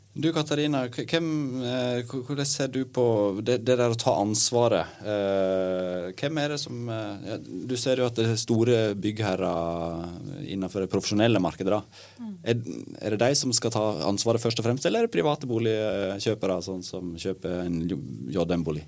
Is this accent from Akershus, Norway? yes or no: no; Sogn, Vestland, Norway; i Sogn, der jeg kommer fra